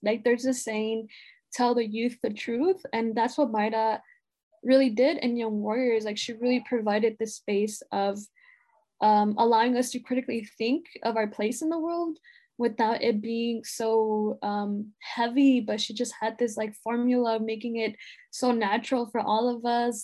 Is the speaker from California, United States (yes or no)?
yes; Los Angeles, California, United States; growing up in Pacoima and that really being the only thing I knew growing up